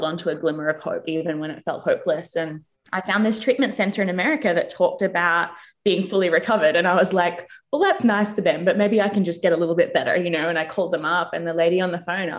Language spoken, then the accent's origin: English; Australia; moved away as an adult; also born or lived in England / United States; now in New Zealand; I grew up in Australia